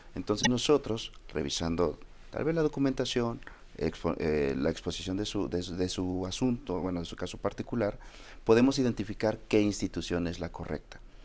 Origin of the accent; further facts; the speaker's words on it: Mexico; nuestra identidad como mexicanos